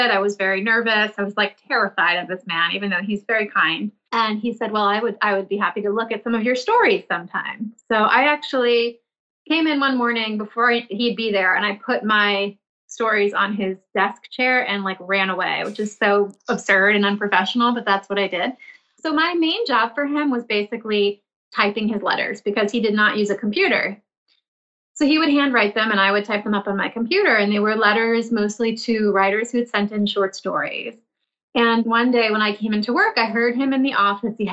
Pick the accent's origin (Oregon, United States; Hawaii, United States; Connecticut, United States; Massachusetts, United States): Massachusetts, United States; Milton; I grew up in the suburbs of Boston in a town called Milton.